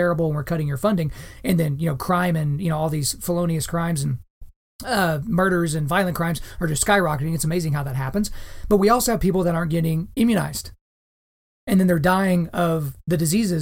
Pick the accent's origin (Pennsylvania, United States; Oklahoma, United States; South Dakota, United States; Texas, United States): Oklahoma, United States; Lawton; My hometown of Lawton, Oklahoma is not a whole lot like New York City